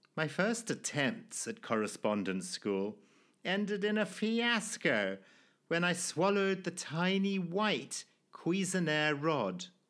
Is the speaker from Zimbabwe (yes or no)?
yes; Zimbabwe; born or raised there